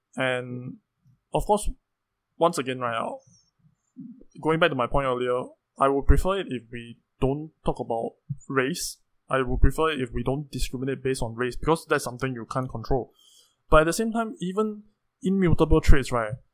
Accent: Singapore; as a Singaporean

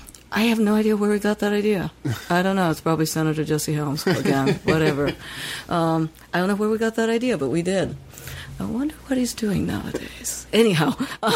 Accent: Tokyo, Japan; now in San Francisco, United States; growing up in Tokyo

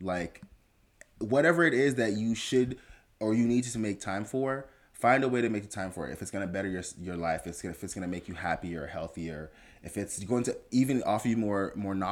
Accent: Fort Lauderdale, Florida, United States; also born or lived in Jamaica; We came here from Jamaica when I was 6, lived in Fort Lauderdale.

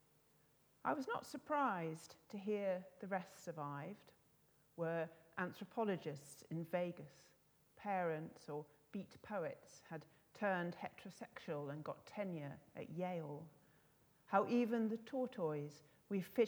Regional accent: Scotland, United Kingdom; moved away; I'm Scottish, and I can't live there. Don't live there anymore.

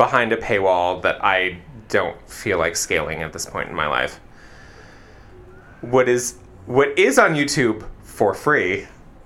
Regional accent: United States; as an American

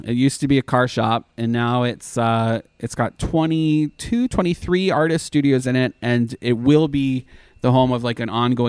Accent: Canada; moved away; Well, I'm Canadian

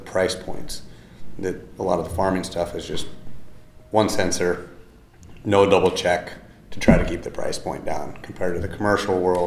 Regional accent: Iowa City, Iowa, United States; also born or lived in Boone, Iowa; I'm from Iowa. I grew up by Iowa City

